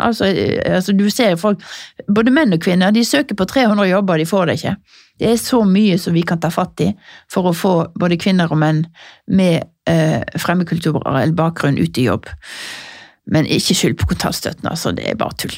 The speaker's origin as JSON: {"language": "Norwegian", "town": "Norheimsund", "region": "Vestland", "country": "Norway", "moved": "yes", "lives_now": "Oslo, Norway", "said": "har jeg kjøpt meg en liten leilighet i Nordheimsund, der jeg er fra."}